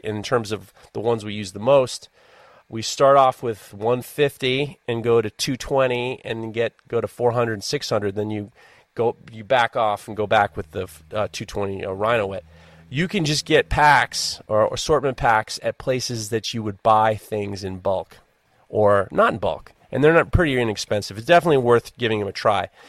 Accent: New York, United States; I'm from New York

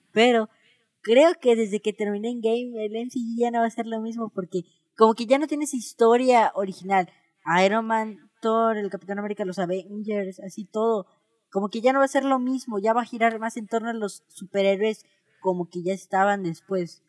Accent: Mexico; somos mexicanos.

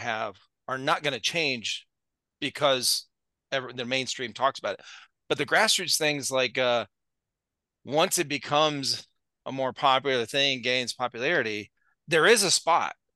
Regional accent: Akron, Ohio, United States; I grew up in Northeast Ohio, Cleveland area, Akron

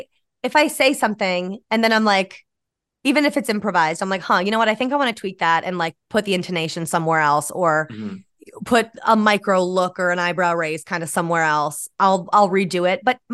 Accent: New York, United States; moved away as an adult; now in New York City, United States; Yeah, I'm from New York. Yeah. Born and raised upstate New York near Albany. And then, I moved down to the city, you know, to be an actor and do all that.

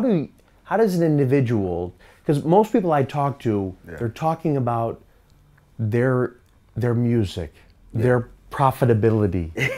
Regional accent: United States; accent: American; I come from Chicago, New York

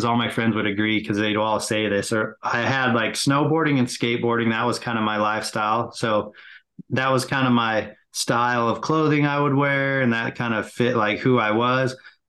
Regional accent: California, United States; So growing up in California, I was involved deeply in team sports.

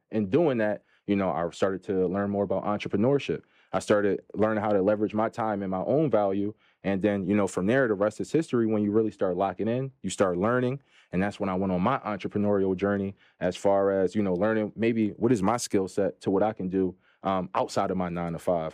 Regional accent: Philadelphia, Pennsylvania, United States; I'm from Philadelphia, P A, Philly in the building

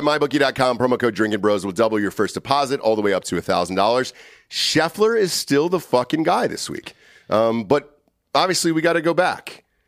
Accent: Atlanta, Georgia, United States; my hometown. My hometown.

